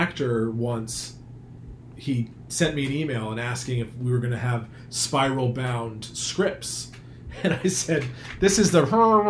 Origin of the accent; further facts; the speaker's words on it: Manchester, Vermont, United States; I grew up in Manchester, Vermont, where there was a flea market.